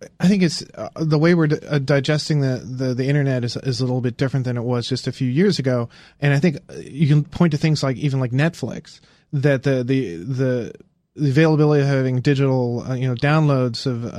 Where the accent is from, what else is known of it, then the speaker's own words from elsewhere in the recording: Indiana, United States; I grew up in Indiana